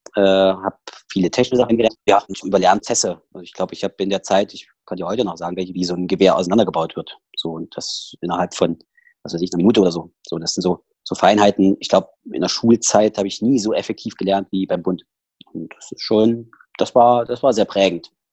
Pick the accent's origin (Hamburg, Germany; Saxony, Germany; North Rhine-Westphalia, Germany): Saxony, Germany; accent: Saxon; also born or lived in Schneeberg / Bad Frankenhausen; now in Berlin, Germany; in diesen zweieinhalb Jahren ich meinen kompletten Dialekt, also dass ich dort meinen sächsischen Dialekt her habe und dass der nie wieder geht